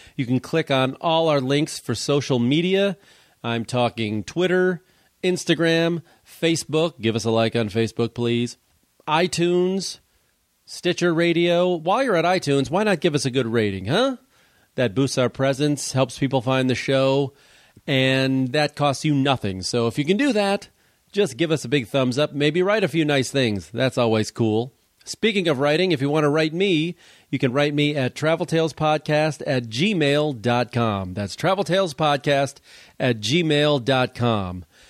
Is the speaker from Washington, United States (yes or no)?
no; Chicago, Illinois, United States; we're both from Chicago, or the Chicago area